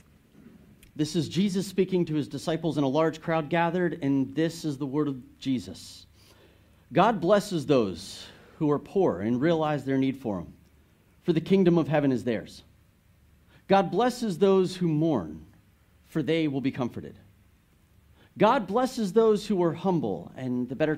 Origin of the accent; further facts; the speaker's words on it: United States; as an American